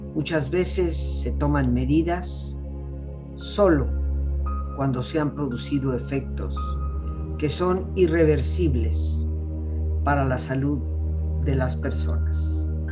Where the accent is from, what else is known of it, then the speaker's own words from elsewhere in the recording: Mexico; lo digo como mexicana, de familia mexicana de 300 años en este país